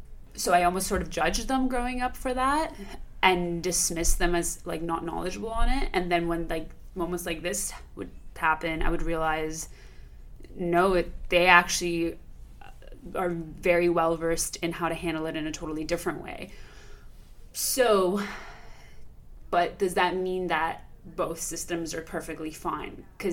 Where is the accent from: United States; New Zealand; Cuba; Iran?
Iran; how is it that we grew up with in Iran during a time of revolution, and then a war, and then another war